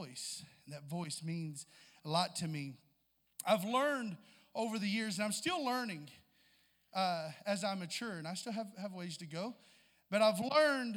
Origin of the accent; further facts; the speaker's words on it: Southeast Missouri, United States; we're both from Southeast Missouri, so there's a lot of that same vernacular there and sayings that we know and have heard before growing up